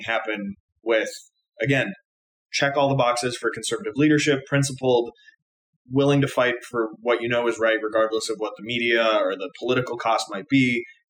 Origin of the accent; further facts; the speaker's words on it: Minnesota, United States; as a Midwesterner from the superior state of Minnesota